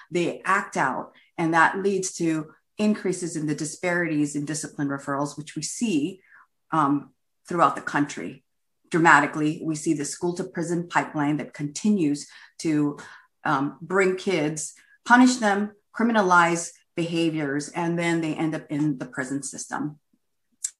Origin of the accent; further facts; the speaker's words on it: Los Angeles, California, United States; I grew up in Los Angeles, the 70s and 80s